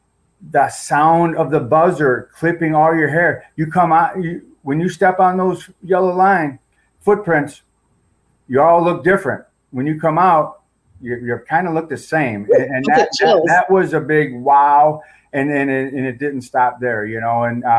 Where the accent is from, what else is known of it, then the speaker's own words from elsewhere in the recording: Gurnee, Illinois, United States; spent most of my life in the Chicagoland area, born and raised up in Gurnee, Illinois.